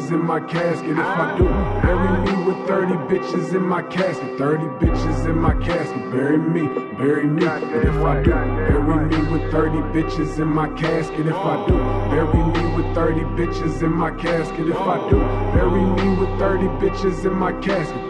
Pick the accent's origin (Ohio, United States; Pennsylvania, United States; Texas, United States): Ohio, United States; Cleveland; I'm from Cleveland